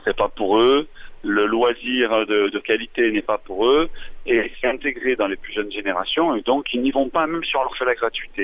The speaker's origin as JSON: {"language": "French", "town": "Marseille", "region": "Provence-Alpes-Côte d'Azur", "country": "France", "said": "je sois d'ici, moi tout simplement, je suis, de Marseille"}